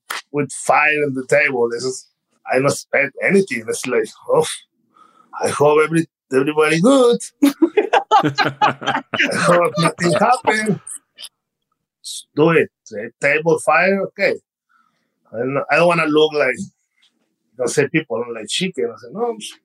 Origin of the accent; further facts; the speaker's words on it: Mexico; English is a second language; moved away as an adult; now in United States; I'm from Mexico